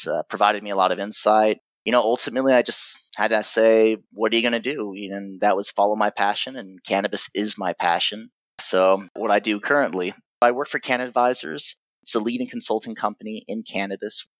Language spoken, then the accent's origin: English; United States; accent: American accent; also born or lived in Germany; I was born in Germany. My mother's German. My father's American.